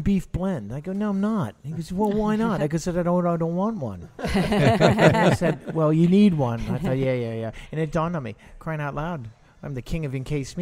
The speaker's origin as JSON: {"language": "English", "town": "New Orleans", "region": "Louisiana", "country": "United States", "tie": "born or raised there", "also_born_or_lived": "California / London / Woldingham, England", "moved": "as an adult", "lives_now": "New Orleans, United States", "said": "I didn't grow up in mid city. I grew up in Broadmoor"}